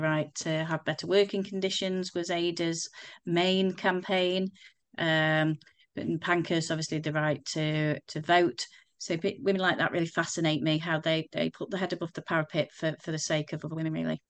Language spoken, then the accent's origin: English; Crewe, North West England, United Kingdom; I'm from Crewe, um, I still live in Crewe